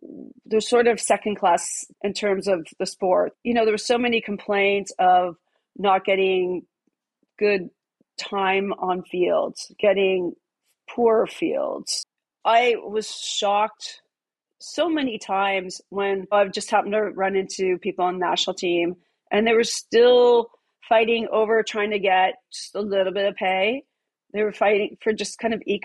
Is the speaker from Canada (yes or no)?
yes; Canada; I am from Canada